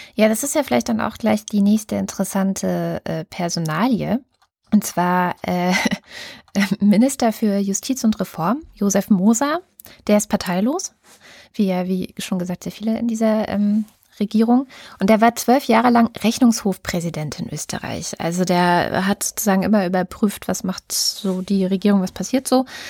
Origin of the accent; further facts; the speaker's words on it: Germany; bei uns in Deutschland